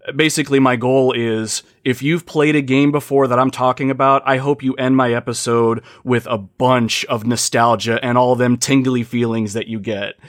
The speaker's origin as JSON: {"language": "English", "region": "Ohio", "country": "United States", "said": "I hail from the United States, a little state called Ohio"}